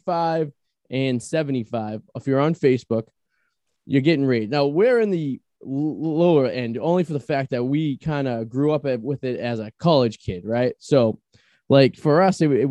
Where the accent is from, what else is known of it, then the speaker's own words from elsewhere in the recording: Boston, Massachusetts, United States; we're from Boston